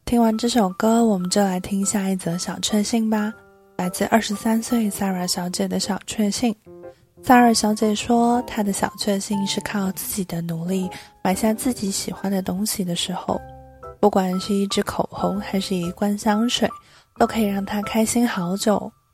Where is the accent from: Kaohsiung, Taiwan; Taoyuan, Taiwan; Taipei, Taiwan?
Taipei, Taiwan; 一个土生土长却常常被误会是不会讲中文的台北人